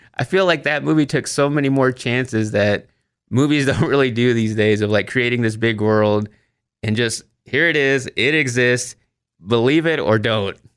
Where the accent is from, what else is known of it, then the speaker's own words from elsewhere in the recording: Waxahachie, Texas, United States; also born or lived in Austin, Texas; my hometown of Waxahachie, Texas, to Austin, Texas